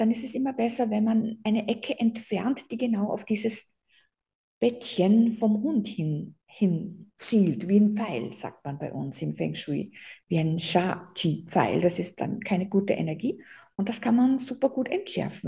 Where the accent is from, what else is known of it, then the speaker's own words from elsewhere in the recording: Austria; bei uns in Österreich